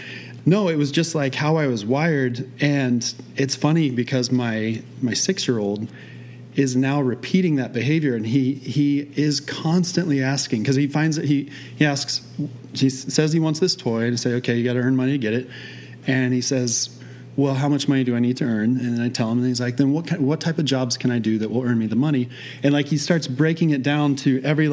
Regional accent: Midwest, United States; moved away as an adult; also born or lived in Oregon; I was born and raised in the Midwest, went to school in the Midwest.

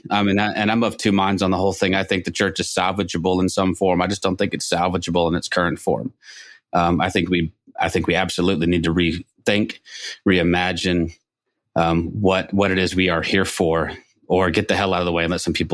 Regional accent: Toronto, Ontario, Canada; That's my hometown, Toronto.

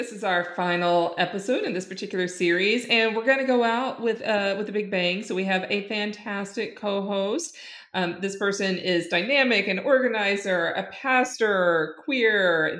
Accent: Louisiana, United States; I'm Cajun.

